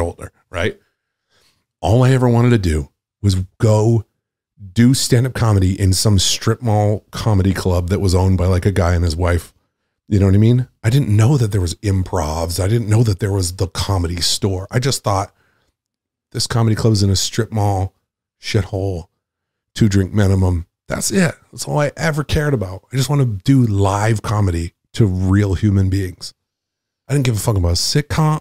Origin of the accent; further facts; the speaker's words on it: Nantucket, Massachusetts, United States; moved away as an adult; also born or lived in Boston; I'm from Nantucket